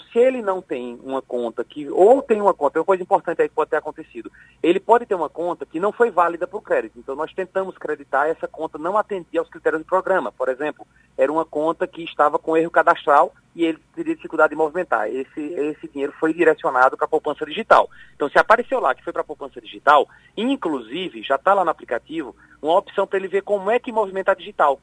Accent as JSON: {"language": "Portuguese", "region": "Pernambuco", "country": "Brazil", "said": "sou pernambucano."}